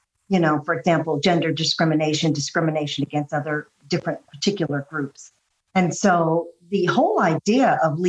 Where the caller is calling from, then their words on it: Ohio, United States; I live about an hour outside of Washington, D.C., but I'm calling in from my parents' farm in Ohio.